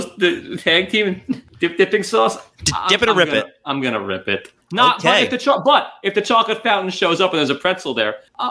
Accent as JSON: {"language": "English", "region": "New York", "country": "United States", "said": "I'm from New York."}